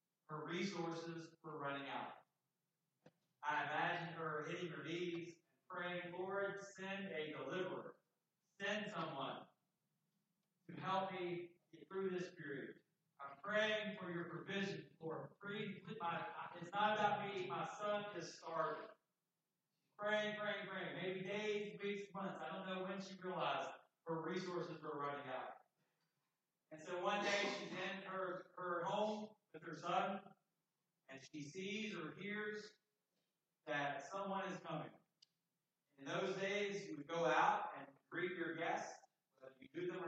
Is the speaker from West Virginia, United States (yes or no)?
yes; Summit Point, West Virginia, United States; just right nearby where I grew up in Summit Point, 5 miles apart